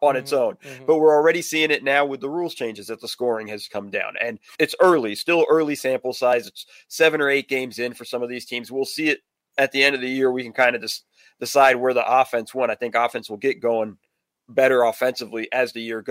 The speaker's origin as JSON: {"language": "English", "region": "West Coast", "country": "United States", "tie": "born or raised there", "said": "I grew up on the West Coast"}